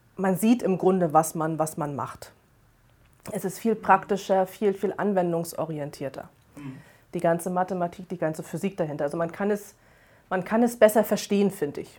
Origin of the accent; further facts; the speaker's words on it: Rostock, Mecklenburg-Vorpommern, Germany; Ich bin äh, am Wasser geboren und groß geworden. Also ursprünglich komme ich, komm ich aus Rostock ähm, Mecklenburg-Vorpommern, direkt an der Ostseeküste.